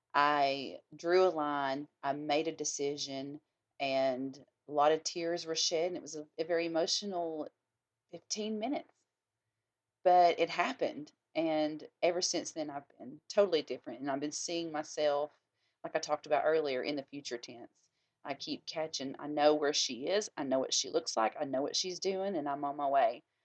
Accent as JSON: {"language": "English", "region": "the South", "country": "United States", "said": "we are all, yeah, Southern"}